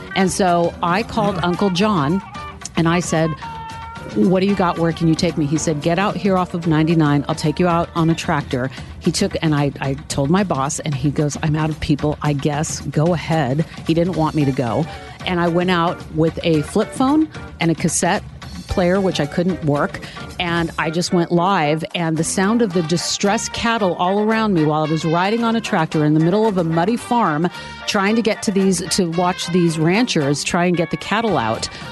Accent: Sacramento, California, United States; moved away; in news radio in my hometown of Sacramento

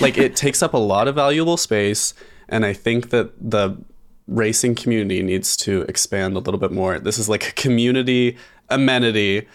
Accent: Southern Idaho, United States; moved away as an adult; now in Boise, United States; I grew up in Southern Idaho

